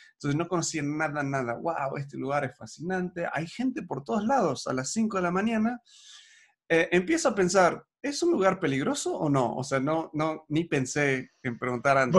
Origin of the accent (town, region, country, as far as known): Argentina